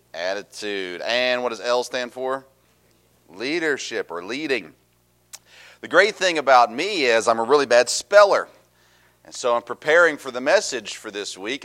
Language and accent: English; Tennessee, United States; I grew up in Tennessee.